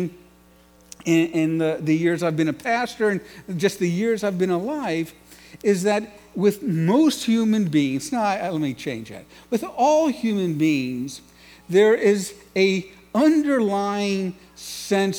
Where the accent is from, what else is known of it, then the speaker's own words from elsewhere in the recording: New York City, New York, United States; I grew up in New York City, and the home I grew up in was profoundly disconnected